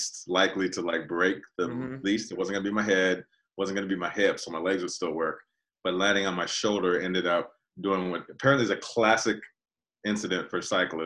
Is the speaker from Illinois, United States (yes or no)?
no; Altadena, California, United States; when I was a kid growing up in Altadena